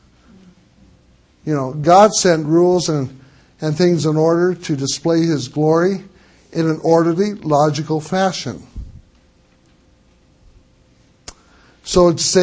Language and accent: English; Missouri, United States; I'm from Missouri, the state of misery. I was born there